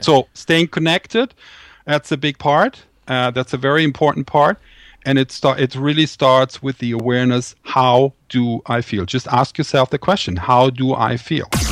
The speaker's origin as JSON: {"language": "English", "town": "Düsseldorf", "region": "North Rhine-Westphalia", "country": "Germany", "tie": "born or raised there", "said": "my hometown, uh, Düsseldorf in Germany"}